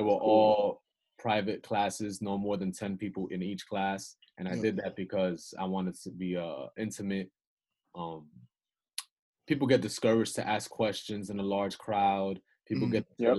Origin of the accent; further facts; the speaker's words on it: Yonkers, New York, United States; also born or lived in Bronx, New York; I'm from the South Side of Yonkers. I lived in the Bronx